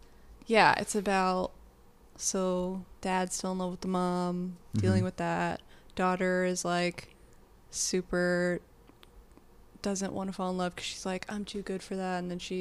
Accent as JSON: {"language": "English", "region": "Virginia", "country": "United States", "said": "I'm also from Virginia"}